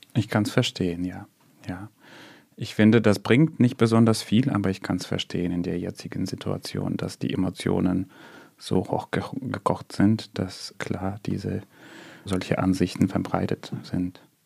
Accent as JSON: {"language": "German", "town": "Odesa", "region": "Odesa Oblast", "country": "Ukraine", "tie": "born or raised there", "first_language": "Russian", "second_language": "German", "moved": "as an adult", "lives_now": "Germany", "said": "früher würde ich eher sagen, ich komme aus Odessa."}